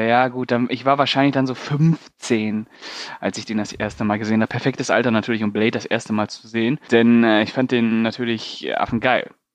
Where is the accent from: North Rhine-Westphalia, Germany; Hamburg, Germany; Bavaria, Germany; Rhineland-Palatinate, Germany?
North Rhine-Westphalia, Germany; Paderborn; moved away; bei uns in Paderborn gab es einen Laden, also wo ich noch in Paderborn gelebt habe